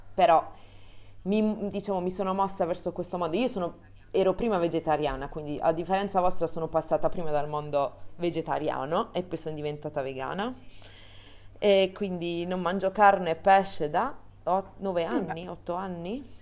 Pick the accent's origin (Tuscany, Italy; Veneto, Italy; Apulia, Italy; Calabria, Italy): Apulia, Italy; Bari; now in Milan, Italy; ho trentatré anni, vengo da Bari